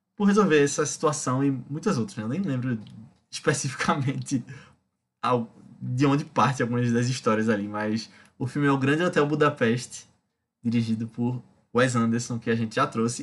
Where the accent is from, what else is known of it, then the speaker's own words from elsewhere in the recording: Recife, Pernambuco, Brazil; como recifense